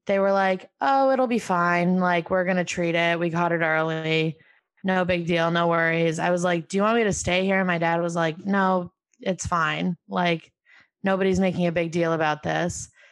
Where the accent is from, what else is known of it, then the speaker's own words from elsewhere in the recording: Albany, New York, United States; moved away as an adult; I'm from Albany, New York, my mom's whole family came to Albany